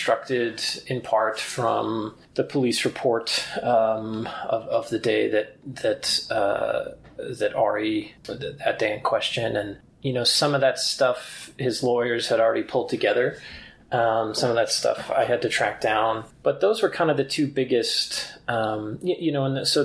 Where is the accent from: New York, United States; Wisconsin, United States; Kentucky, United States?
New York, United States; upstate; also born or lived in New Hampshire; now in Colorado, United States; I grew up in the Northeast in upstate New York